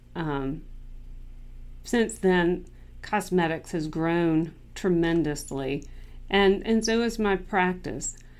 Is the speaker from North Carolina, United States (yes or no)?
yes; Clemmons, North Carolina, United States; now in Charlotte, United States; I am from Clemens, North Carolina